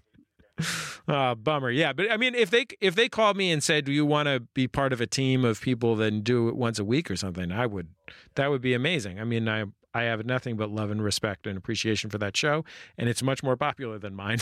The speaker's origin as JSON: {"language": "English", "region": "California", "country": "United States", "also_born_or_lived": "San Francisco", "lives_now": "Los Angeles, United States", "said": "I'm from California"}